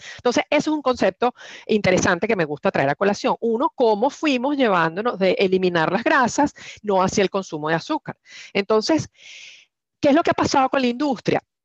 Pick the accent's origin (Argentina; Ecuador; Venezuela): Venezuela; now in Houston, United States; soy venezolana, tengo 20 años fuera de Venezuela, en eh, Houston los últimos 14